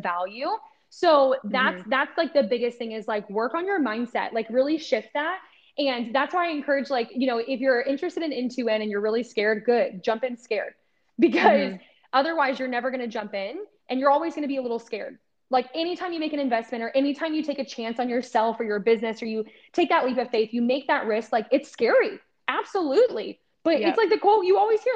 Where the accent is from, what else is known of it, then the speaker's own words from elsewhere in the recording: Ohio, United States; I grew up in Ohio